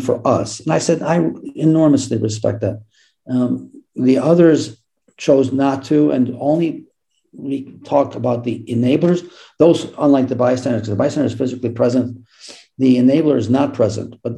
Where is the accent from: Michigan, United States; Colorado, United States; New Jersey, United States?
Michigan, United States; Ann Arbor; now in Salt Lake City, United States; I grew up in Ann Arbor, Michigan